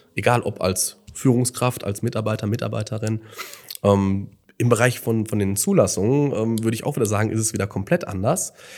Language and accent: German; Gelsenkirchen, North Rhine-Westphalia, Germany; wenn man wirklich aufgewachsen ist in Gelsenkirchen und das vielleicht auch zu einer anderen Zeit noch mhm. kennengelernt hat, als kleiner Junge